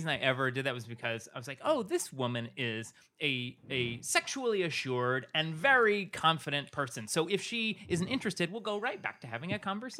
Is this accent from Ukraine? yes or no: no; England, United Kingdom; born there; I was born just outside of London on an Air Force base.